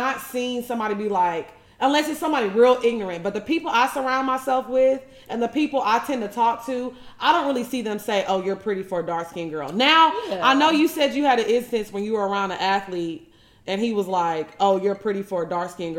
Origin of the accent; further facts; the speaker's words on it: Orange, United States; growing up in a small town like Orange, I was really in a bubble